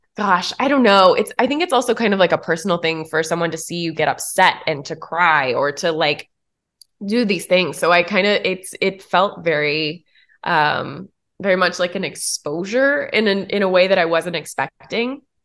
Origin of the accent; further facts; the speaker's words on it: Tennessee, United States; moved away; also born or lived in Atlanta; A small town in Tennessee